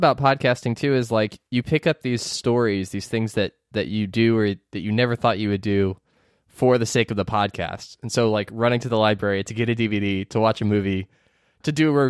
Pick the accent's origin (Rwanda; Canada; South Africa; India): Canada; we're not tricking you. We are from Canada. You can just tell, because we're all stuffed up.